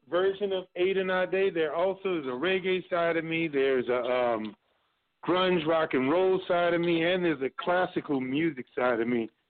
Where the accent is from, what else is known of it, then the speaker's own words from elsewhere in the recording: New Orleans, Louisiana, United States; I'm from New Orleans